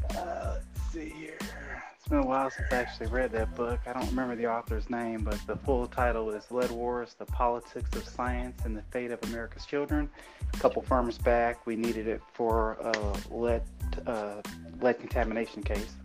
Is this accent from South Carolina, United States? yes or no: no; Fort Wayne, Indiana, United States; grew up, born and raised in Fort Wayne